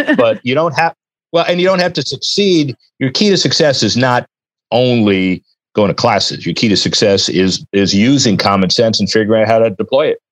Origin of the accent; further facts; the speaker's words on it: Miami, Florida, United States; I grew up in Miami